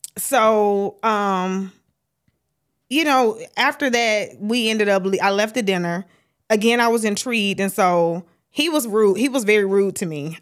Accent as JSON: {"language": "English", "town": "Starkville", "region": "Mississippi", "country": "United States", "moved": "yes", "lives_now": "Atlanta, United States", "said": "Originally from Starkville, Mississippi"}